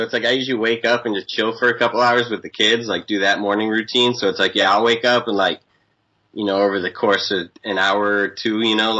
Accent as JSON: {"language": "English", "town": "Waltham", "region": "Massachusetts", "country": "United States", "tie": "born or raised there", "moved": "yes", "lives_now": "San Diego, United States", "said": "I was born in Waltham"}